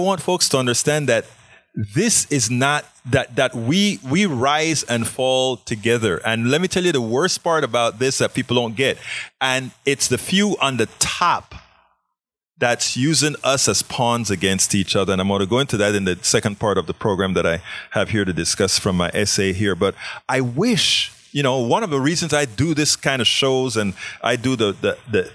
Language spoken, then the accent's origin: English; Panama; also born or lived in Southern United States; now in Houston, United States; I'm from Panama. I moved to the South